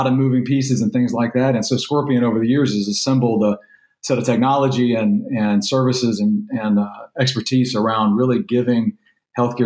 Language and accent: English; Louisiana, United States; born or raised there; now in Texas, United States